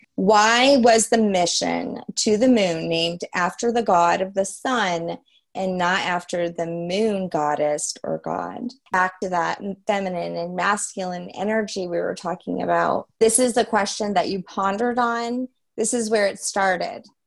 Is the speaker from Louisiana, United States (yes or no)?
yes; Louisiana, United States; I'm French, but I was born in Louisiana